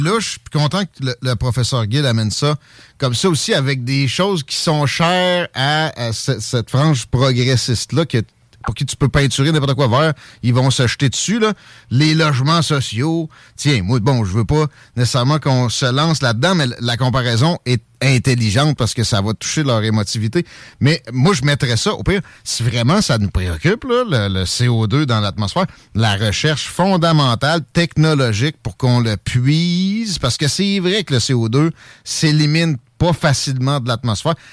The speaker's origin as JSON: {"language": "French", "country": "Canada", "said": "je suis un Canadien français, mes ancêtres sont ici depuis les années 1600."}